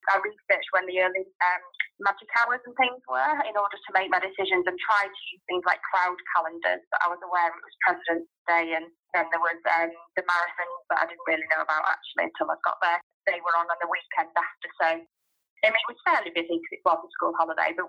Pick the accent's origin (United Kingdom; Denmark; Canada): United Kingdom; Yorkshire and the Humber; now in Northampton, United Kingdom; So I'm from Northampton, but from Yorkshire originally.